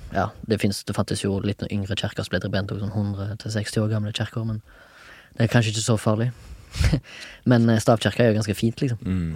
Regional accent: Haugesund, Rogaland, Norway; now in Oslo, Norway; Jeg er fra Haugesund

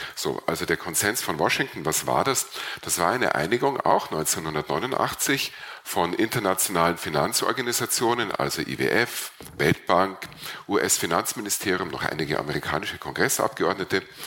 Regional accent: Burgenland, Austria; bei uns im Burgenland

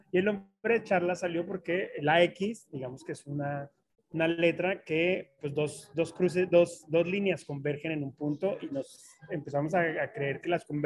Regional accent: Colombia; now in Mexico; Pues sí, ya, ya soy más mexicano que colombiano.

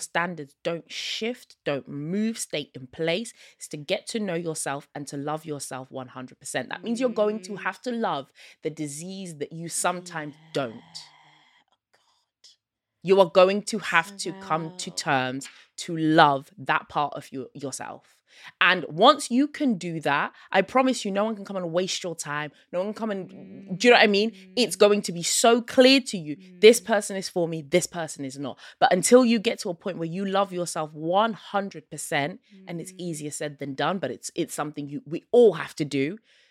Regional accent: Zimbabwe; I am Southern African. Yeah, I'm from Zimbabwe.

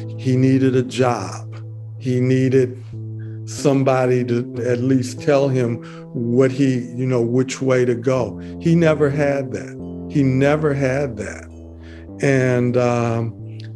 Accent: Detroit, Michigan, United States; I grew up in Detroit, and I knew people like him

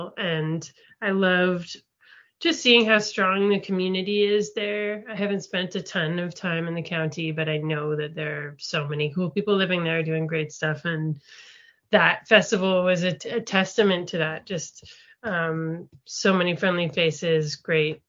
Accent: Toronto, Ontario, Canada; also born or lived in Montreal / New York; Toronto is where I also grew up.

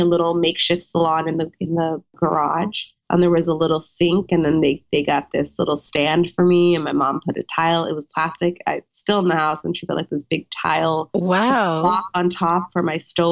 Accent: Orange County, California, United States; moved away; California native. Yes. I grew up in Orange County.

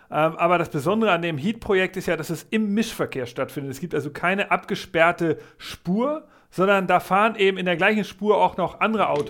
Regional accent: Hamburg, Germany; ich freue mich, wir machen wieder etwas über meine Heimatstadt, über Hamburg.

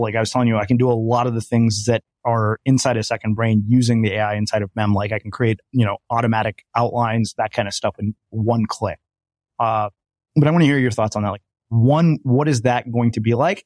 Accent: India; I'm Indian

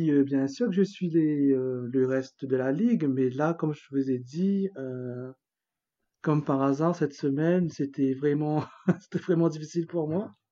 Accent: Réunion; moved away; je suis réunionnais bah, de, de, naissance, hein. je viens de la Réunion, et, et, là, je suis en vacances

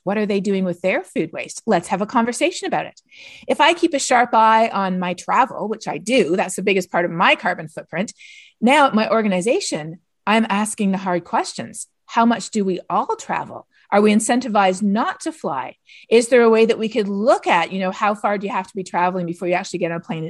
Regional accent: Canada; moved away; I'm from Canada

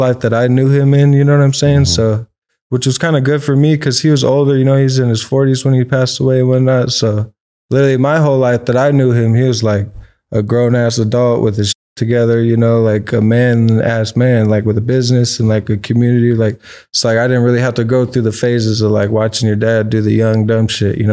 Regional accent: Orange County, California, United States; I grew up out here in Orange County originally. I was born in, like, Lakeview, Kaiser, right there by Anaheim

